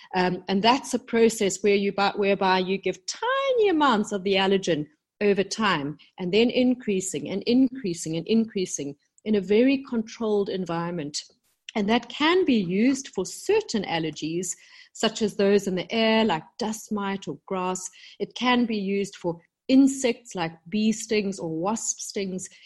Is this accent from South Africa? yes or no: yes; South Africa; moved away as an adult; also born or lived in London, United Kingdom; when I came back to South Africa, my home country, about 10 years ago